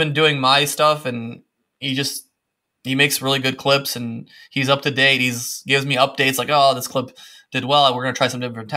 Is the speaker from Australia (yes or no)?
no; Windsor, Ontario, Canada; moved away as an adult; also born or lived in Serbia; now in Spain; I was born in Serbia, and then at 7 we moved to Windsor, Ontario